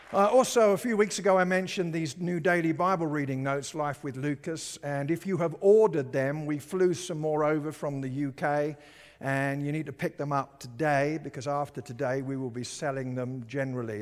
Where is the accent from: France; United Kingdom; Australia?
United Kingdom; now in Colorado, United States; I lived in Britain